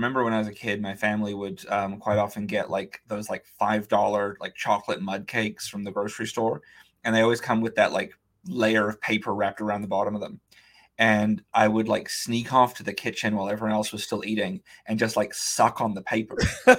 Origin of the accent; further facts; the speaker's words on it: New Zealand; New Zealand